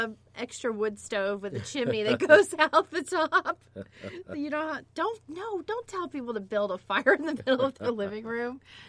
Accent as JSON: {"language": "English", "region": "South Florida", "country": "United States", "tie": "born or raised there", "said": "someone who lives in South Florida and who grew up driving in South Florida"}